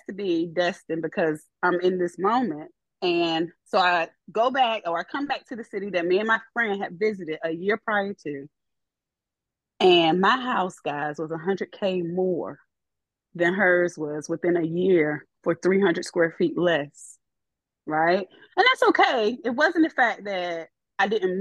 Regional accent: Virginia, United States; moved away as an adult; now in Florida, United States; come back to Virginia and I would have a house

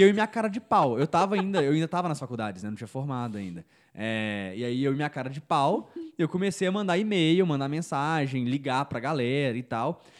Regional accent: Belo Horizonte, Minas Gerais, Brazil; Eu sou de Belo Horizonte

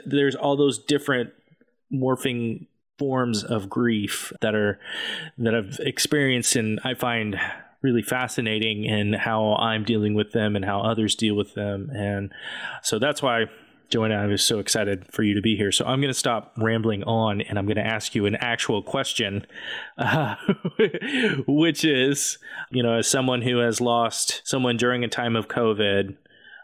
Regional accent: Amarillo, Texas, United States; now in Tulsa, United States; I grew up in Amarillo, Texas

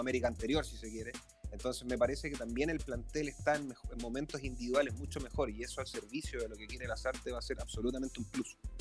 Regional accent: Chile; bien sabemos los chilenos

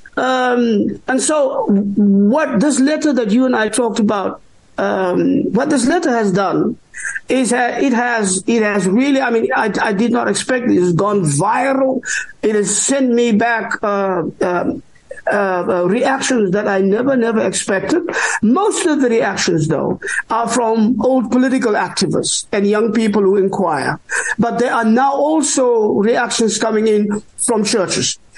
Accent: South Africa; I am an African. Uh, I am Khoi. I am San. I am uh, I am South African Bantu

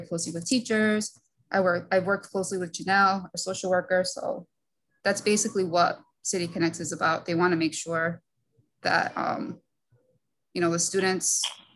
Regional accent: Central Falls, Rhode Island, United States; I'm from Central Falls, Rhode Island

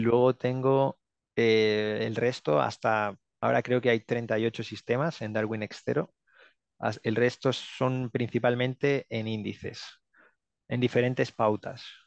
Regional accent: Barcelona, Catalonia, Spain; moved away as an adult; now in Finland; tengo 31 años, eh, soy de Barcelona

